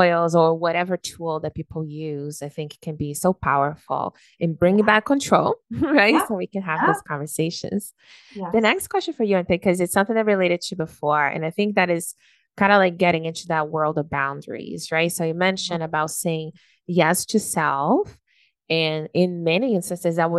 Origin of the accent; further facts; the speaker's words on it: Brazil; now in Canada; we're from Brazil